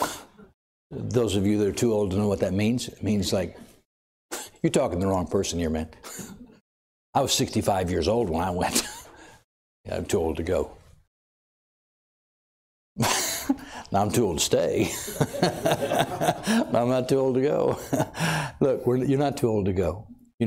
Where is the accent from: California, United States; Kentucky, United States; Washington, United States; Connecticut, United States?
California, United States; Watsonville